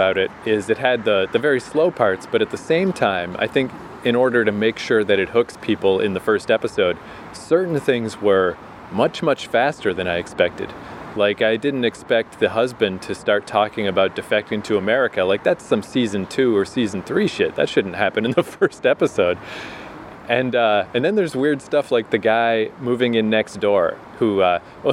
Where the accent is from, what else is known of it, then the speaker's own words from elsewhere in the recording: Canada; moved away; also born or lived in New York; as a Canadian